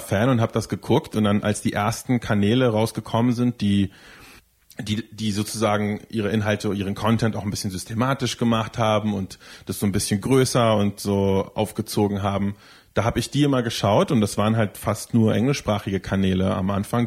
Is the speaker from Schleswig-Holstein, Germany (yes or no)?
no; Berlin, Germany; ich bin zwar nicht in Berlin geboren, aber ich bin definitiv in Berlin aufgewachsen, seit ich schon ganz, ganz klein bin.